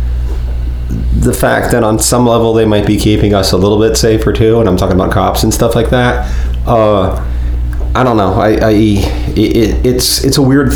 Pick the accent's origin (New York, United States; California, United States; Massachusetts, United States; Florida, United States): Florida, United States; Fort Pierce; also born or lived in Port St. Lucie; I grew up in Fort Pierce, Port St. Lucie, so I'm very familiar with Vero